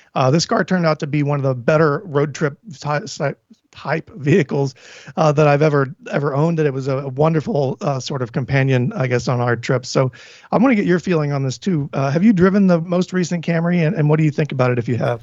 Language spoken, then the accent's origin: English; Tennessee, United States; moved away; I'm from Tennessee